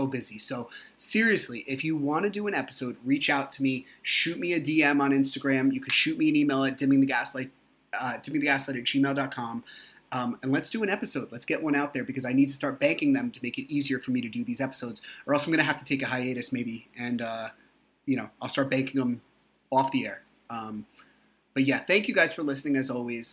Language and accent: English; New Jersey, United States; I'm from New Jersey